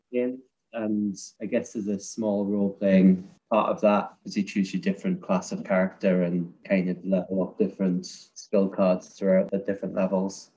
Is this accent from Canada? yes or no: no; Newcastle upon Tyne, North East England, United Kingdom; also born or lived in Edinburgh, Scotland; I'm from a place called Newcastle